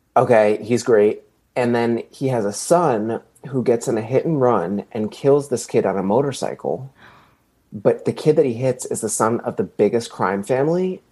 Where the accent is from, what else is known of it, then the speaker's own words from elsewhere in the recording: East Coast, United States; I'm actually from the East Coast